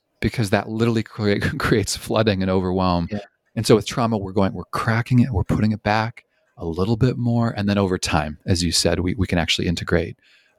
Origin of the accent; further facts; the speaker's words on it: Canada; also born or lived in British Columbia; I'm originally from Canada, and I spent 10 years in British Columbia.